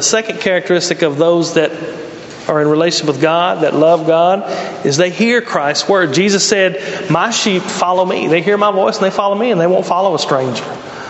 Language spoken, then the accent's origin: English; Mississippi, United States; now in Brownsville, United States; I moved here and like, what do y'all do in Brownsville? You know, I come from Mississippi and the cool thing was like to drive in a circle.